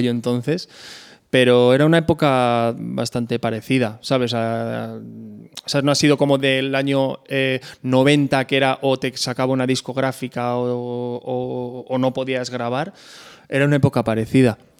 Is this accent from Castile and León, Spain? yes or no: yes; Pedro Bernardo, Castile and León, Spain; born or raised there